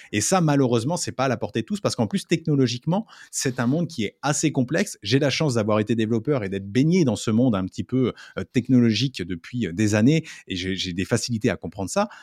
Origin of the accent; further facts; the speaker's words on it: France; en tant que Français